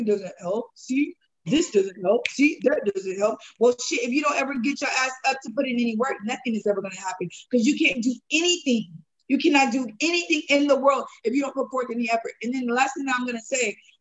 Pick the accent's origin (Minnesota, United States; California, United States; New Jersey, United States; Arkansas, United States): California, United States; San Diego; growing up in San Diego, you know, 20 years ago